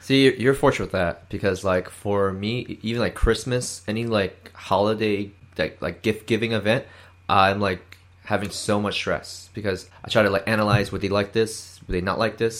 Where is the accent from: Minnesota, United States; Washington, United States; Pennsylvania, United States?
Pennsylvania, United States; Philadelphia suburbs; I live in Philadelphia, and I was raised around the Philadelphia suburbs.